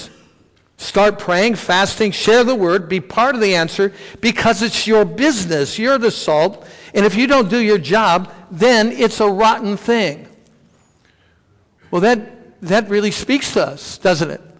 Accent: Stow, Ohio, United States; also born or lived in Noble County; I'm from Stowe.

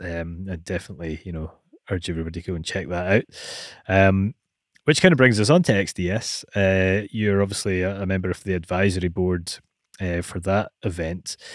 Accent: Scotland, United Kingdom; being Scottish

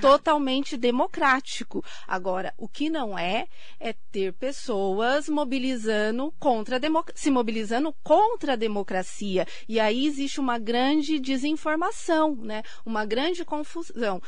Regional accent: Suzano, São Paulo, Brazil; no bairro onde eu nasci, que é ali próximo hoje onde é a sede da Secretaria de Educação de Suzano

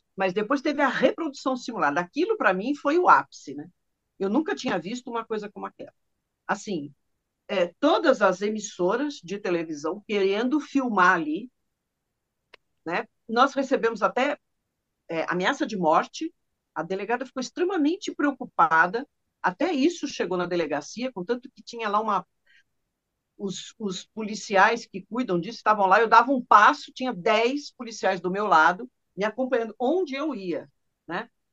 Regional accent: São Paulo, Brazil; eu sou de São Paulo, sou paulistana

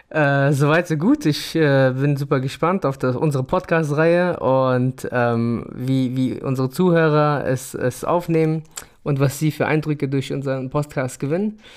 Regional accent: Afghanistan; ich habe den deutschen Pass und trotzdem bin ich irgendwo immer noch Afghane.

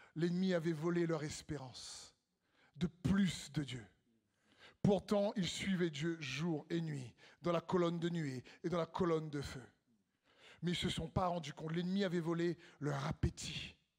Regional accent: Réunion; on vient de l'île de la Réunion

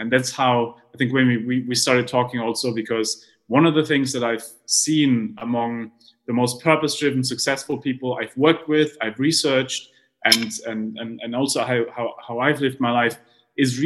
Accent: Heidelberg, Baden-Württemberg, Germany; I grew up in Heidelberg in Germany

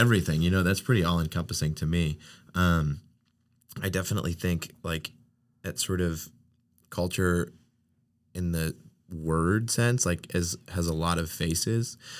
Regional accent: New England, United States; moved away; I'm from New England

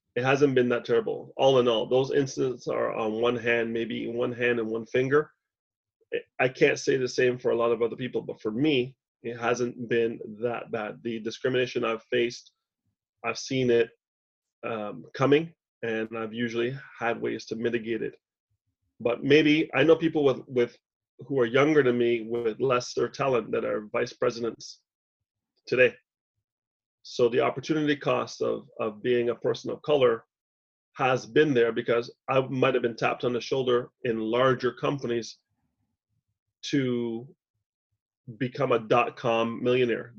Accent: Montreal, Quebec, Canada; moved away; also born or lived in Toronto; She doesn't know I grew up three kilometers west of where she is right now

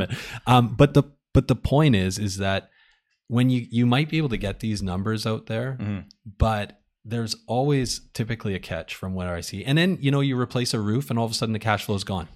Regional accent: Winnipeg, Manitoba, Canada; now in Vancouver, Canada; I grew up in Winnipeg

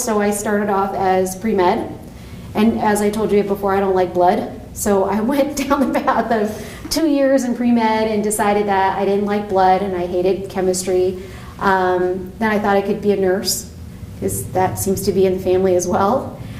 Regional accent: Las Vegas, Nevada, United States; also born or lived in Hawaii / Reno / California; I was born in Hawaii, and so I tell everybody that I relocated to the Ninth Island, because you know everybody says Las Vegas is the Ninth Island. So I moved out here when I was five, my family moved out here.

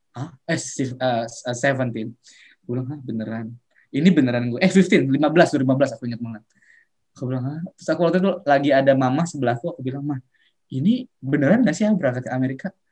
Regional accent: Serang, Banten, Indonesia; aku orang Serang Banten

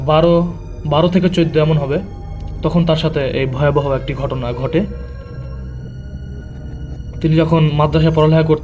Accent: Kushtia, Khulna Division, Bangladesh; now in Dhaka, Bangladesh; আমি ঢাকাতে স্থানীয় না আমার গ্রামের বাসা হচ্ছে কুষ্টিয়াতে অনেকে হয়তো কুষ্টিয়ার নাম শুনেছেন অনেকে হয়তো ওখানে গিয়েছেনও অনেক সুন্দর একটা জায়গা

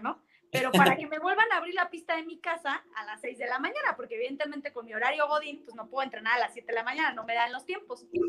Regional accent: Mexico; como mexicano

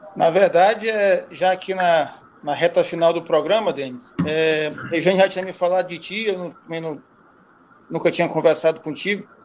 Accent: São Luís, Maranhão, Brazil; born or raised there

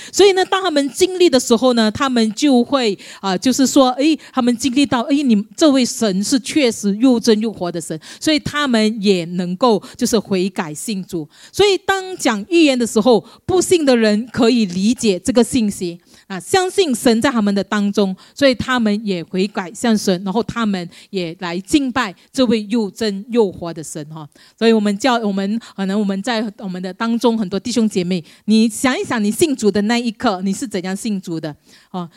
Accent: Malaysia; moved away as an adult; now in Singapore; 我是马来西亚人啊， 当时我从马来西亚来到新加坡

